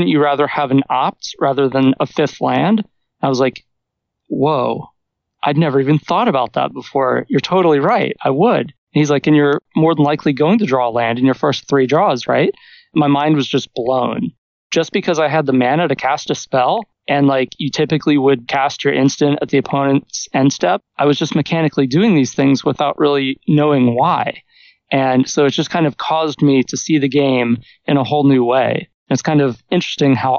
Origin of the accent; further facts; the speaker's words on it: Southeast, United States; also born or lived in Nashville, Tennessee; now in Yonkers, United States; someone like me who is a teenager without connections growing up in the Southeast